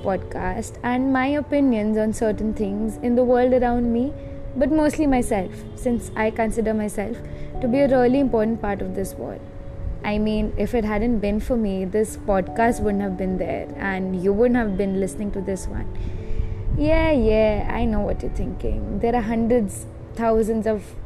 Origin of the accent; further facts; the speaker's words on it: Jamshedpur, Jharkhand, India; I'm currently staying at my home in Jamshedpur, Jharkhand.